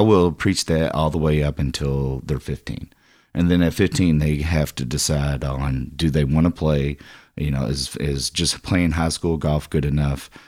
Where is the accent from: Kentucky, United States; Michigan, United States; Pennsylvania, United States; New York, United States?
Kentucky, United States; Louisville; I'm a Louisville native, and, I mean, you know, again, uh, kinda grew up right here.